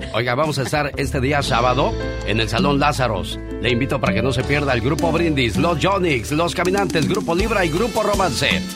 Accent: Chihuahua, Mexico; moved away; Un día salí de Chihuahua, pero Chihuahua nunca salió de mí

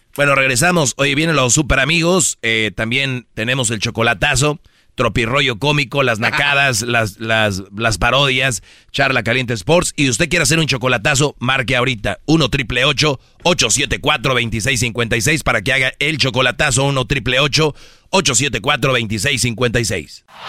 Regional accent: Monterrey, Nuevo León, Mexico; yo soy yo soy de Monterrey

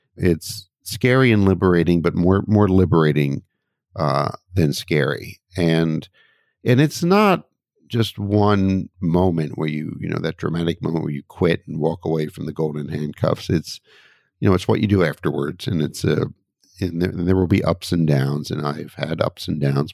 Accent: United States; my home country, the U S.

